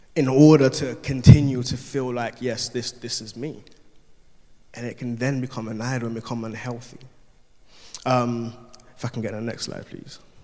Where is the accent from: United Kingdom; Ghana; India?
Ghana; I'm Ghanaian, there's a Ghanaian culture. From, I'm Ga as Ghanaian, so the tribe that I'm from is Ga